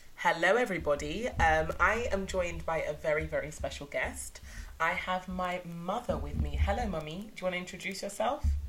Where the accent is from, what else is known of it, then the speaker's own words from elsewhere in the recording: United Kingdom; also born or lived in Nigeria; my mum had all her kids in the UK